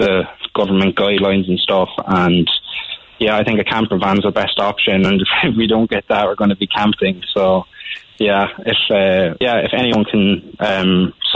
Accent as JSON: {"language": "English", "town": "Glanmire", "region": "Munster", "country": "Ireland", "moved": "yes", "said": "I'm originally from Glanmire"}